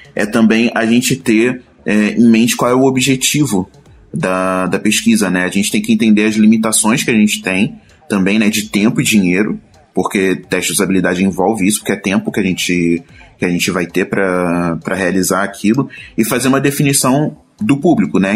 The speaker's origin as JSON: {"language": "Portuguese", "region": "Rio de Janeiro", "country": "Brazil", "moved": "as an adult", "lives_now": "São Paulo, Brazil", "said": "também sou carioca, que nem a Luana"}